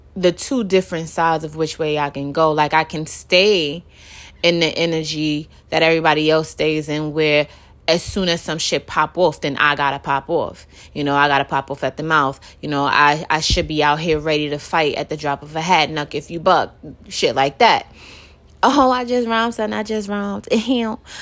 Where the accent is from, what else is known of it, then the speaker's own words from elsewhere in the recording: New York City, New York, United States; born and raised in Brooklyn.